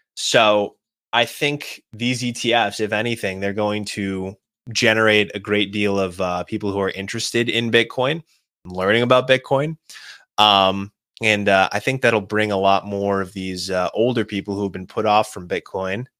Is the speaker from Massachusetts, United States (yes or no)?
yes; Boston, Massachusetts, United States; I'm from Boston